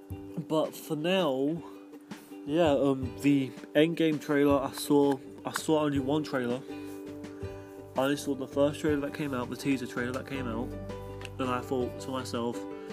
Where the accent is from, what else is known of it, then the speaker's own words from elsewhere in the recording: London, United Kingdom; I'm from England. I'm English. I'm from London. I'm a Londoner. If you didn't know that already by my accent.